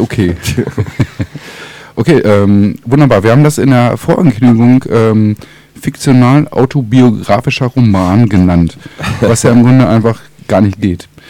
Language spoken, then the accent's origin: German; Northern Germany, Germany; Ich versuche als Norddeutscher